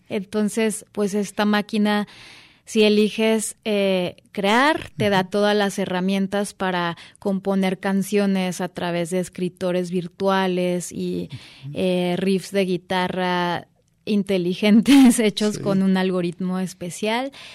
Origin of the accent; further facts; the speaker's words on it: Guadalajara, Jalisco, Mexico; moved away; recién llegando a mi tierra